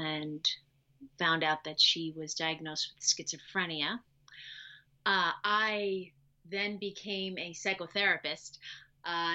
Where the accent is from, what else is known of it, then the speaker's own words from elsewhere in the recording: New York City, New York, United States; also born or lived in Long Island; I am originally from New York. I was born in New York City. I lived with my birth family for 15 months